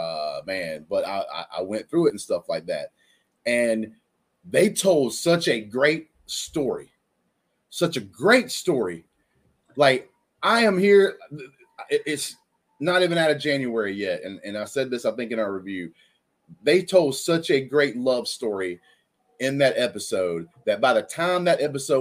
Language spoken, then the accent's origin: English; Alabama, United States; I am white dude from Alabama